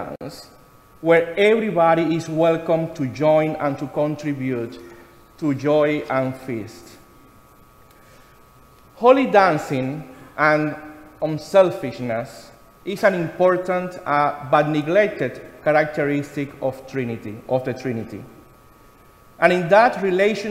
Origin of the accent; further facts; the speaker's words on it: Cuba; moved away; something very familiar for me in my home country